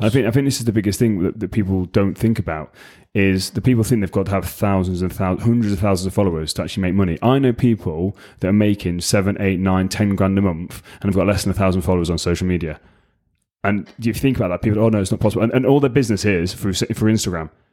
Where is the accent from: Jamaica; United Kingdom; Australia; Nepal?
United Kingdom; England; also born or lived in United States; English, obviously, 'cause I'm English